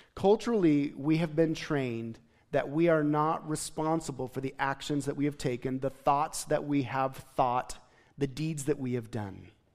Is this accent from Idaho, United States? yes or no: yes; Gooding, Idaho, United States; moved away; I was from Gooding High School